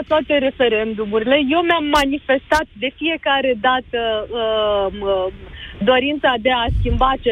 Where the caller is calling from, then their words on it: Iași, Iași County, Romania; Din Iași.